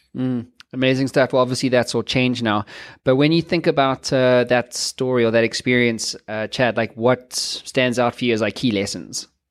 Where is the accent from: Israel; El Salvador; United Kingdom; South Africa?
South Africa; I'm South African